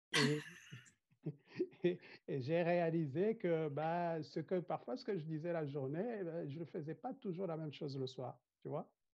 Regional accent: Rwanda; je viens du Rwanda, euh, un pays blessé par le génocide des Tutsis que nous avons connu

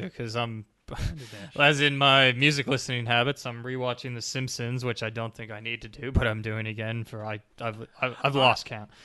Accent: Canada; now in Australia; Growing up in Canada

